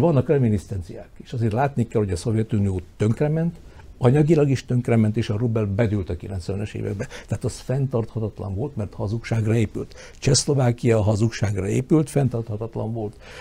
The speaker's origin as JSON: {"language": "Hungarian", "area": "Felvidék", "region": "southern Slovakia", "country": "Slovakia", "said": "mi felvidéki magyarok"}